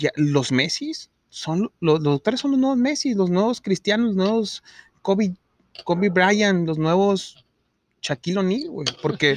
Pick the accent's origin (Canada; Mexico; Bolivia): Mexico; Monterrey, Nuevo León; nosotros como regios